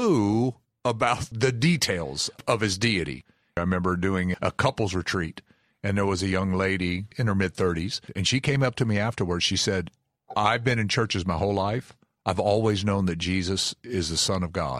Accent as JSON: {"language": "English", "region": "Kentucky", "country": "United States", "said": "I'm from Kentucky"}